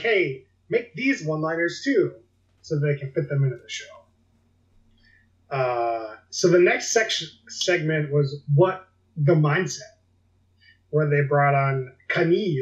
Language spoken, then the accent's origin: English; United States; as an American